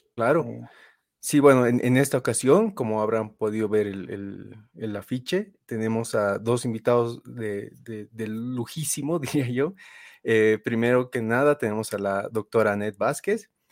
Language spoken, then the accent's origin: Spanish; Bolivia; nosotros todos somos bolivianos